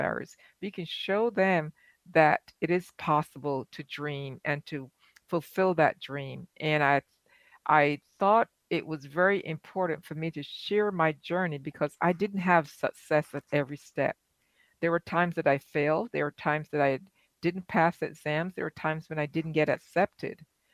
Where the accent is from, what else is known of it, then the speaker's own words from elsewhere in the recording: Barbados; now in United States; Growing up in Barbados